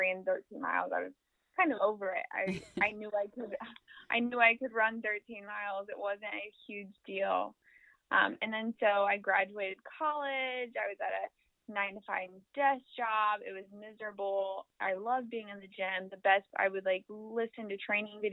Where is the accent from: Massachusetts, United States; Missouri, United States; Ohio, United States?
Missouri, United States; Kansas City; I am born and raised in Kansas City, Missouri, actually the south side of Kansas City